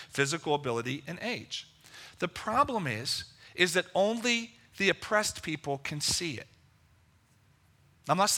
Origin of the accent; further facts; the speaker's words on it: Level Green, Pennsylvania, United States; also born or lived in Lower Hill District, Pittsburgh; I grew up in Level Green. In Penn Trafford High School at that time